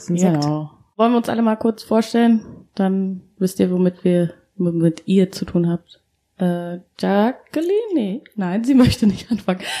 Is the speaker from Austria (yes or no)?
no; Uganda; now in Berlin, Germany; Also wir kommen alle aus Ostafrika oder, und haben auch da alle mal gelebt. Ähm, wir haben alle in Berlin gelebt. Ähm, ja, und unsere Familien wohnen ja noch da. Genau, also ich lieg leider dieses Jahr nicht nach Uganda